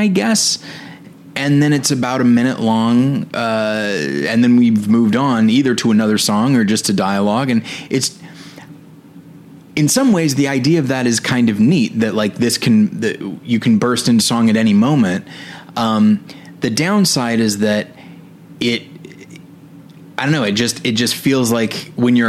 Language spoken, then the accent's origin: English; Taft, California, United States; moved away; my hometown of Taft, California